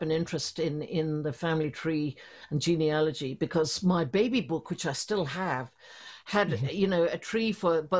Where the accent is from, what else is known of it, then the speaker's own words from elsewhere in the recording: Ireland; also born or lived in London / Belgium; now in Dublin, Ireland; at heart, I'm an Irish girl.